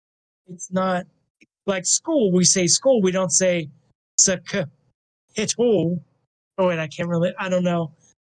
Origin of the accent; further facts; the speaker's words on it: Pennsylvania, United States; accent: northeastern or north central Pennsylvania; She has northeastern or north central Pennsylvania accent like I do.